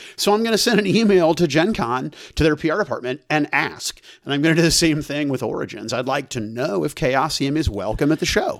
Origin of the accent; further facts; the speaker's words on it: United States; As an American citizen